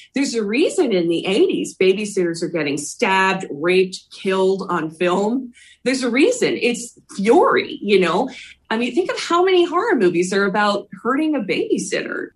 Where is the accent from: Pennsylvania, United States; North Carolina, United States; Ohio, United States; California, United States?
Pennsylvania, United States; Philadelphia; I grew up in Philly.